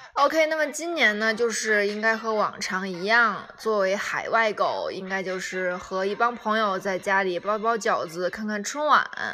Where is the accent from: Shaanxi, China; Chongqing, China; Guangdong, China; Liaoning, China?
Liaoning, China; Shenyang; also born or lived in Dalian; now in Canada; 我是在沈阳长大的